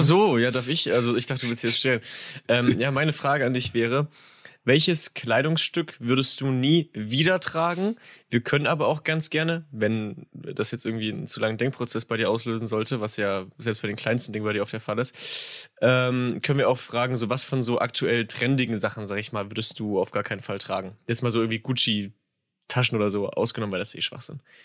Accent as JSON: {"language": "German", "region": "Saxony", "country": "Germany", "said": "ich bin Sachse"}